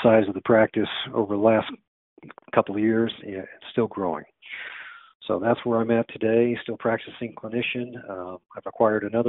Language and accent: English; San Diego, California, United States; moved away as an adult; also born or lived in Boulder, Colorado; I went back to my hometown of San Diego, California